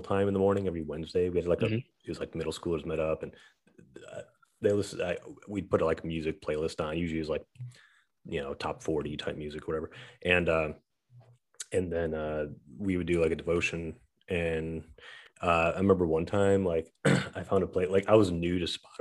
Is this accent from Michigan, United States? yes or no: yes; Saginaw, Michigan, United States; there's this cemetery near my hometown where I grew up. In Saginaw, Michigan